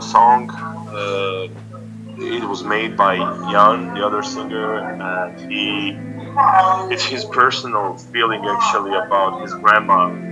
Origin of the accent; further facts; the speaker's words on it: Banja Luka, Republika Srpska, Bosnia & Herzegovina; I played in my hometown in Banja Luka in Bosnia